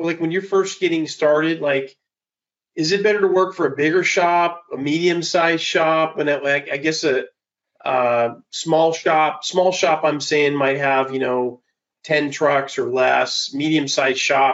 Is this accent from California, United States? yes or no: yes; California, United States; I'm from California.